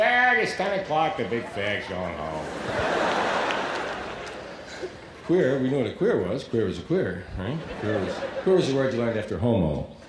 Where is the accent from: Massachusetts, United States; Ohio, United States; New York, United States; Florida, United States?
New York, United States; And we'd call our little neighborhood White Harlem, because it sounded bad, you know? Where are you from? White Harlem. Hey. Sound tough, sound down. The real name was Morningside Heights.